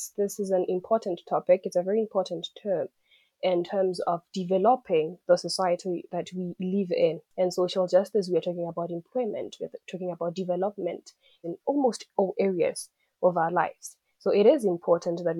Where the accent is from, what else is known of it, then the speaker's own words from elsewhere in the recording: Limpopo, South Africa; I'm from South Africa, the province of Limpopo, and little village in Limpopo called Linyenye